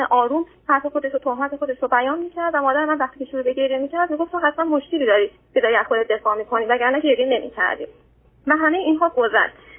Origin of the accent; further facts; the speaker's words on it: Iran; moved away as an adult; now in Australia; ایران هستم فقط من خارج از کشورم